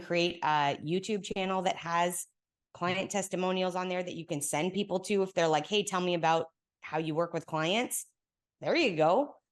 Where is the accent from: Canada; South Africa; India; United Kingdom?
Canada; moved away as an adult; now in Texas, United States; I've been here now in Texas for ten years, but I'm Canadian